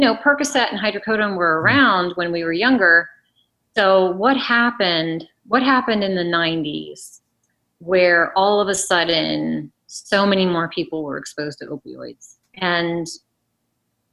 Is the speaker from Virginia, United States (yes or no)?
yes; Loudoun County, Virginia, United States; I grew up in Loudoun County, Virginia